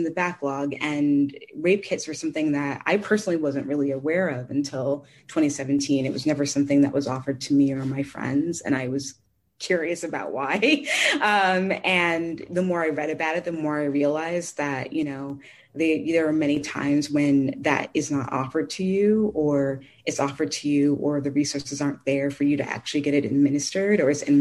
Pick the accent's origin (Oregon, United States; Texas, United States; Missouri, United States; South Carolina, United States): Missouri, United States; St. Louis; I grew up in St. Louis